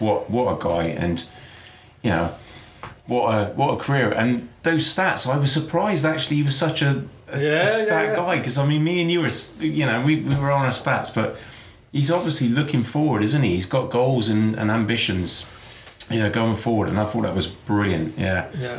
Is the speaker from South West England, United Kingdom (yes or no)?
yes; Bristol, South West England, United Kingdom; we're all English here in the room, but Bristolians first. And, you know, we just have that mindset. We're almost like a little community in ourselves.